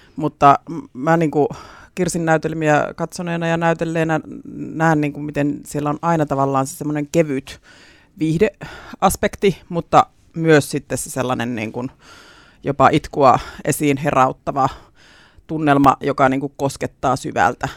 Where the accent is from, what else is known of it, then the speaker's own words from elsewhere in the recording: Leppävesi, Central Finland, Finland; paluumuuttajana sitten tullut takaisin Leppävedelle